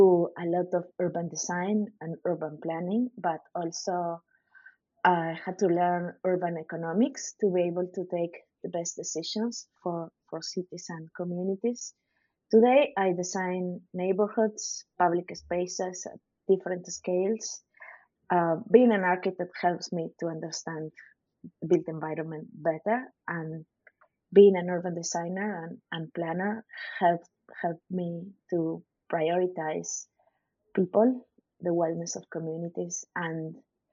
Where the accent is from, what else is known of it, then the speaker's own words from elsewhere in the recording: Lima, Peru; when I was a kid, I lived in the city center of Lima